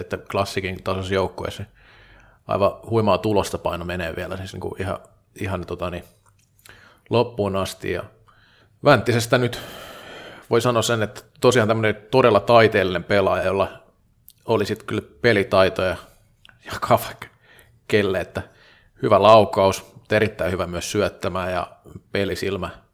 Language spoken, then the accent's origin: Finnish; Vaasa, Ostrobothnia, Finland; moved away as an adult; also born or lived in Tampere; kun olin parikymppinen, niin tota, Vaasassa ei salibändi pelattu. Sitten muutin Tampereelle